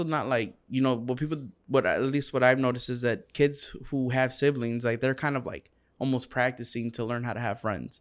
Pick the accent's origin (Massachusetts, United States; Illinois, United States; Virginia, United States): Illinois, United States; Round Lake; I'm from Round Lake.